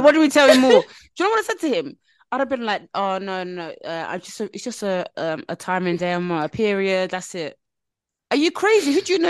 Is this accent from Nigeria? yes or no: yes; Nigeria; As a Nigerian